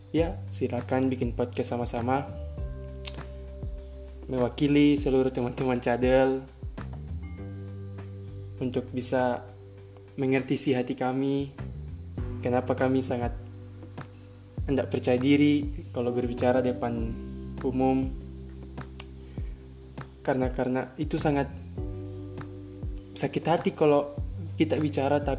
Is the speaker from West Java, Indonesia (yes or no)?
no; West Papua, Indonesia; born there; Bisa dibilang Saya campuran gado-gado Karena orang tua saya asli Bugis semua Namun Saya lahir di Papua Barat, Sorong Selatan